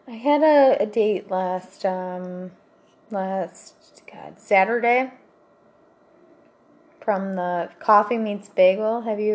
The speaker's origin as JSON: {"language": "English", "country": "Russia", "second_language": "English", "said": "Now we're from Russia."}